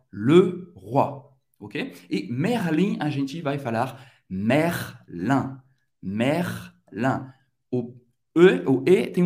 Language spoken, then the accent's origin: French; France; je suis français